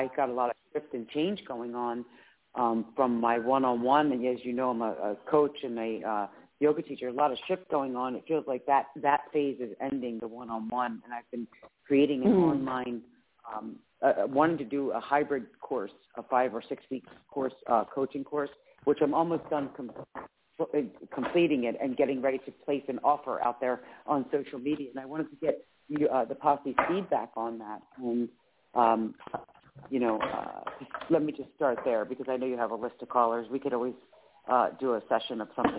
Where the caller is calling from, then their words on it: Philadelphia, Pennsylvania, United States; from Philadelphia.